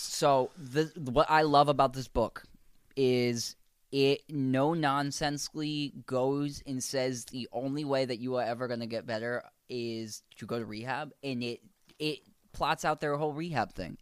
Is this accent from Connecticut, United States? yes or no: yes; Connecticut, United States; we're from Connecticut